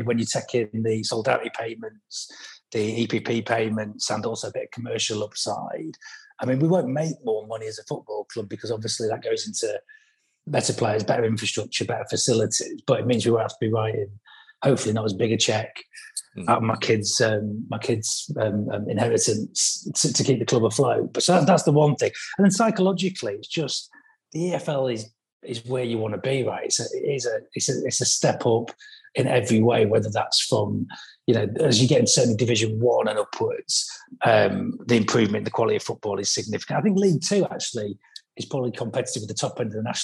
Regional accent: Grimsby, Yorkshire and the Humber, United Kingdom; moved away; I'm from Grimsby originally. I'm a council estate kid, single parent family, free school meals

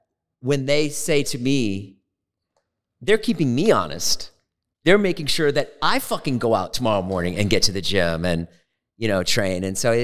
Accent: Boston, Massachusetts, United States; Did you cuff your jeans like I did growing up in Boston?

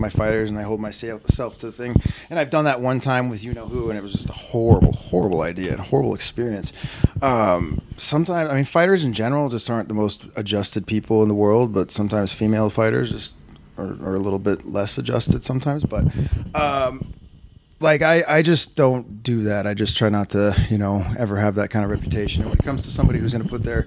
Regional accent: Las Vegas, Nevada, United States; I grew up out here in Vegas

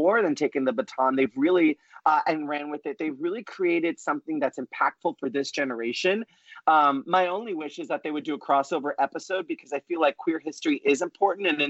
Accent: New York, United States; the Puerto Rican, Italian, talkative Broadway kid that I am from New York

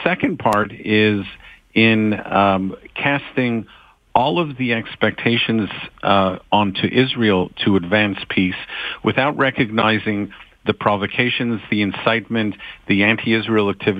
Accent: Canada; as a Canadian

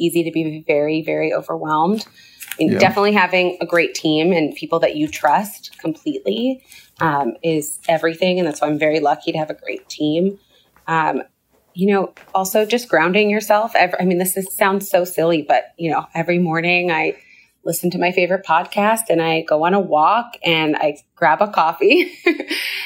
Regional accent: Canada; moved away as an adult; now in United States; I grew up in Canada. I lived in the U.S. for 10 years.

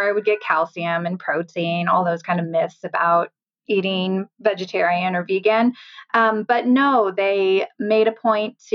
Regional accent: Sunnyvale, California, United States; also born or lived in Michigan; now in Grass Valley, United States; I was born in Michigan, but moved out to California when I was 6 weeks old. So I'm originally from the Bay Area down in Sunnyvale

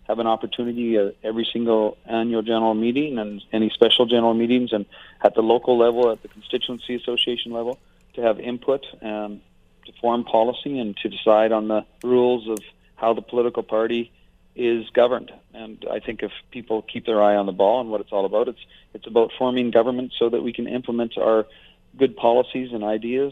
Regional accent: Fort McMurray, Alberta, Canada; I've been in Alberta more than 50 years. I'm from Fort McMurray.

